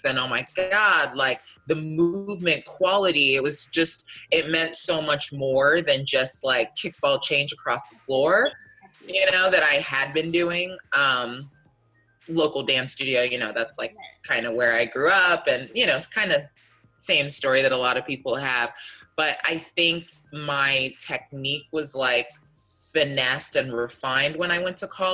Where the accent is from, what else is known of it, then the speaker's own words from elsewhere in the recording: Miami, Florida, United States; growing up in Miami